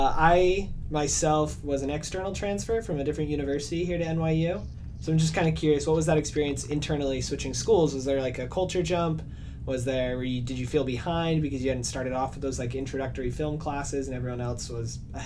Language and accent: English; Ogden, Utah, United States; moved away as an adult; now in New York City, United States; I'm originally from Ogden, Utah.